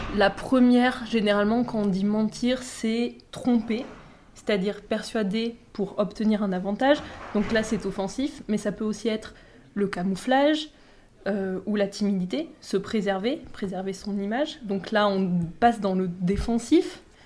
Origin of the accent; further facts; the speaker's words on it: southern France, France; je viens du sud de la France